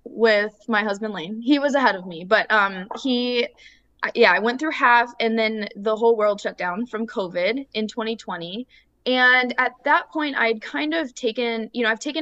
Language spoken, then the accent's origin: English; Illinois, United States; also born or lived in Iowa; now in Austin, United States; we're originally from Illinois and then we moved to Iowa for school